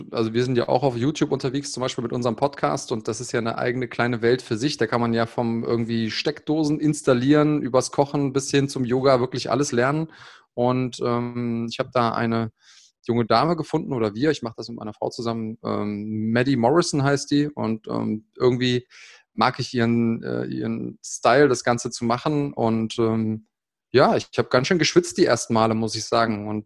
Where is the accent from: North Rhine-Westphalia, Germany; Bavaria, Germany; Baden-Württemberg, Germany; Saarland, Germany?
Bavaria, Germany; Munich; born there; also born or lived in Bonn; Also ich habe ja schon überall gewohnt, ge geboren in München, in einer Großstadt, äh, in einem kleinen Kuhkaff mit mehr Kühen und, und Schafen als, als Einwohnern